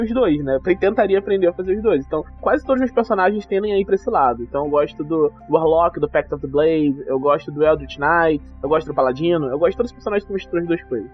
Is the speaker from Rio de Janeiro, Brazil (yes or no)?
yes; Rio de Janeiro, Brazil; tenho 31 anos, sou carioca